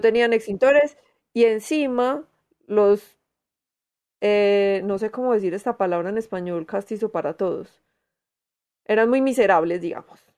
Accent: Medellín, Antioquia, Colombia; accent: paisa; Yo tengo acento paisa porque soy de Medellín

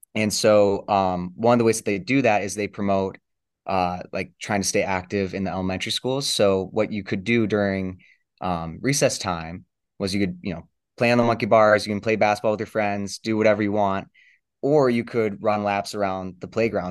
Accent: Michigan, United States; I'm from Fenn, Michigan

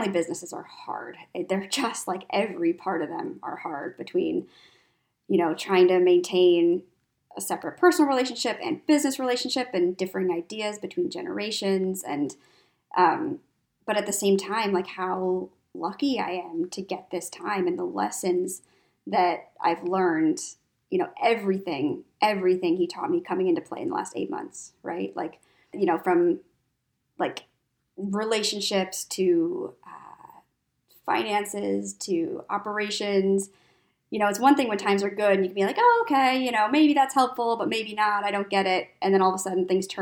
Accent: Minneapolis, Minnesota, United States; moved away as an adult; I'm from Minneapolis. I, you know, grew up, born and raised probably, you know, 10 blocks from where I'm sitting right now

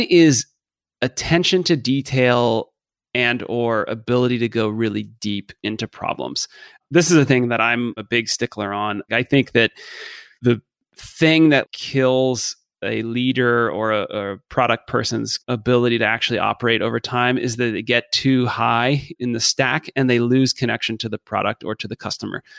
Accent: Dallas, Texas, United States; moved away as an adult; I grew up in Dallas

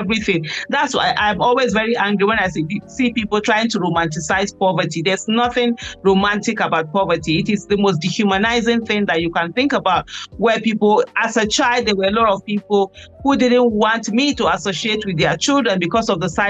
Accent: Kano State, Nigeria; also born or lived in Edo State; I'm from Edo State, born and brought up in Kano State. I grew up in the ghetto in a place called Kwenahudu.

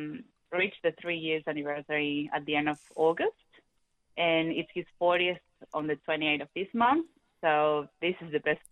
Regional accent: Peru; moved away as an adult; now in Australia; I'm originally from Peru

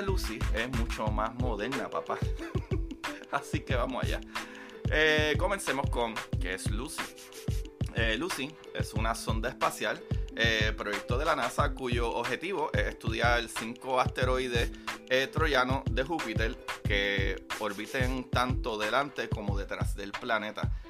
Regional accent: Puerto Rico; yo soy puertorriqueño, yo no digo hablar, yo digo hablar

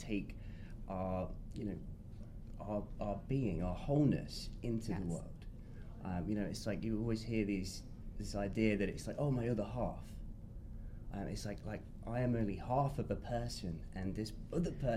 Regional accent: England, United Kingdom; England. Yes, I'm British

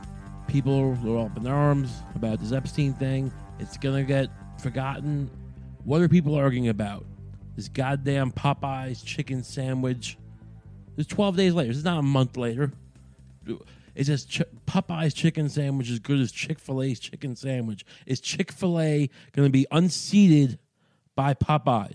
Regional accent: Deer Park, New York, United States; I'm from Deer Park.

